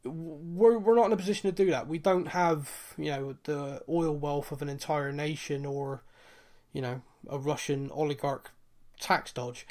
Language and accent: English; Bristol, South West England, United Kingdom; I'm from Bristol. I don't talk properly.